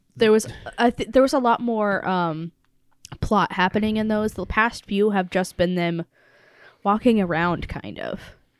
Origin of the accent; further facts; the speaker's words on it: United States; I'm an American